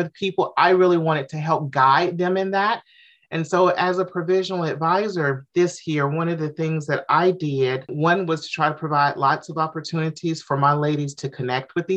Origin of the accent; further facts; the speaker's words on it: Jackson, Mississippi, United States; moved away as an adult; now in Atlanta, United States; I moved to Atlanta in 2008. I'm originally from Mississippi, Jackson, Mississippi